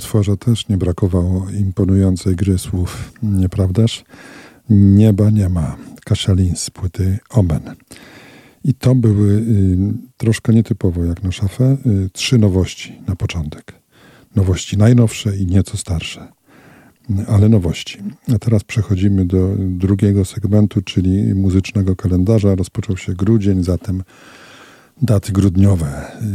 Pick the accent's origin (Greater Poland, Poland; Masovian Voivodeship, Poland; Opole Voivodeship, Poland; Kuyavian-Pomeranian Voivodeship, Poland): Masovian Voivodeship, Poland; Radom; moved away as an adult; now in Olsztyn, Poland; Ja pochodzę z Radomia